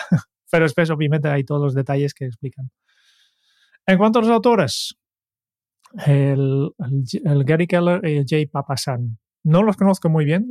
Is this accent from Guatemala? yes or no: no; Netherlands; Spanish is a second language; moved away; yo soy holandés